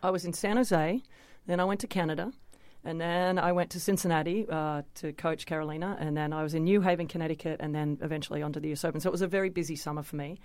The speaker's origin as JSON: {"language": "English", "country": "Australia", "tie": "born or raised there", "said": "winning my first Grand Slam in front of my hometown"}